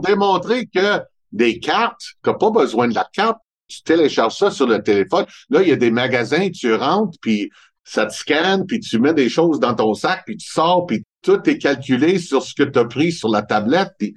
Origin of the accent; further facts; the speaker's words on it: Montreal, Quebec, Canada; accent: Montreal; j'ai vraiment un accent de Montréal. Mais c'est normal parce que ça fait 58 ans que je reste à Montréal